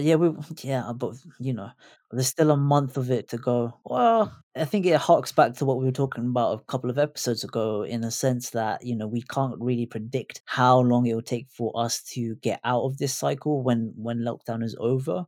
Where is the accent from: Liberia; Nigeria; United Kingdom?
United Kingdom; as a British Asian